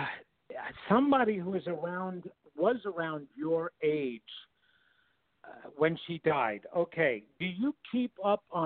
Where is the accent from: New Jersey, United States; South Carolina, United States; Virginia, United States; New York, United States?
New York, United States; Levittown; I was raised in Levittown, Long Island